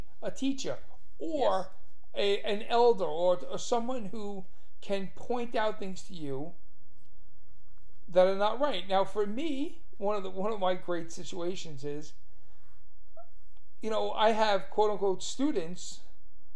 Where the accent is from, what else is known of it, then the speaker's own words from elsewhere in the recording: New York City, New York, United States; now in Staten Island, United States; I'm from Brooklyn